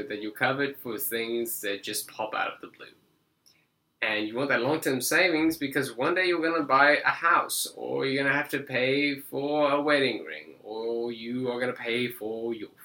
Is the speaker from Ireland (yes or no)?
no; South Africa; now in United States; I might have an accent, but I do not come from another world. I am just South African.